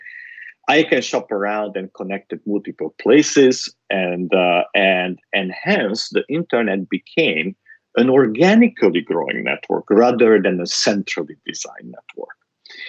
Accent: Transylvania, Romania; moved away; I grew up in Transylvania, which is in Romania, during the Ceausescu's

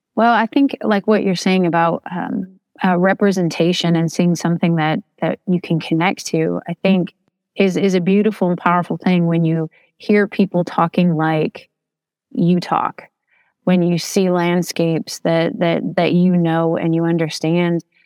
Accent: Toledo, Ohio, United States; now in Leslie County, Kentucky, United States; I'm originally from Toledo, Ohio, right there at the Michigan border. Um, so I'm not an Appalachian by birth

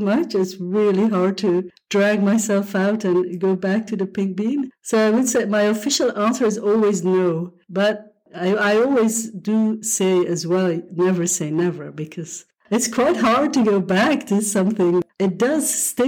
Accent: Belgium; I'm from Belgium, right? I live in Europe

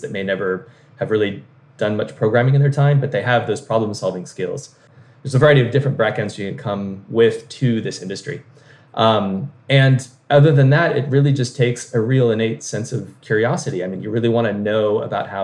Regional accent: Oregon, United States; moved away; I'm from Oregon originally

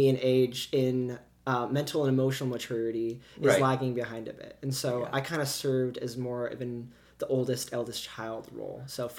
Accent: Iowa, United States; also born or lived in Colorado / Texas / New York / Missouri; when people ask me, I tell them I'm from Iowa.

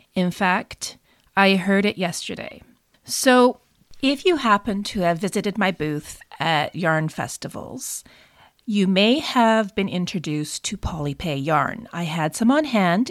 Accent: Canada; I'm also Canadian

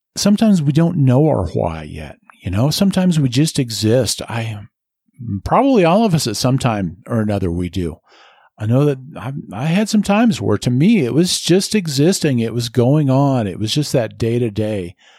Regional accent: Nebraska, United States; moved away as an adult; now in Colorado, United States; I love where I grew up. I love my home state

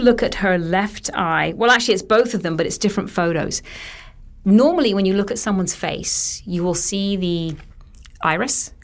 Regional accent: United Kingdom; I'm British

